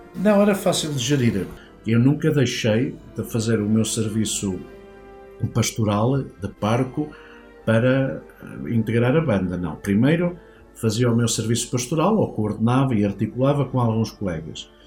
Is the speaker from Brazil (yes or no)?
no; Manteigas, Centro, Portugal; da vila de onde eu sou originário, que é Manteigas